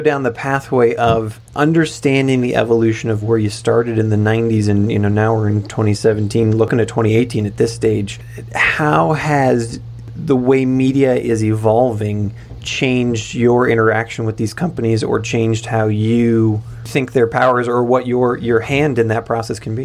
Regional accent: United States; moved away; I'm definitely an American

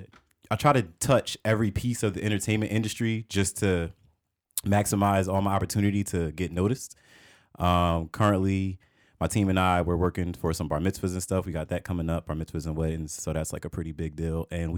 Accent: Willingboro, New Jersey, United States; I grew up in Willingboro.

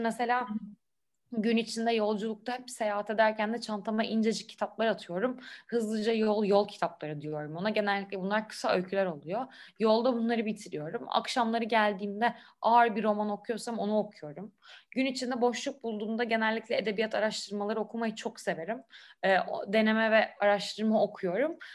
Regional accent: Istanbul, Turkey; İstanbul'da doğup büyüdüm.

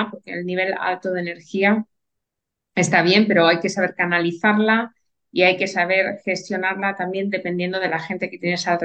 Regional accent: Andalusia, Spain; also born or lived in Santander; cuando era, nací en Santander, eh, hace ya unos cuantos años, no vamos a entrar mucho

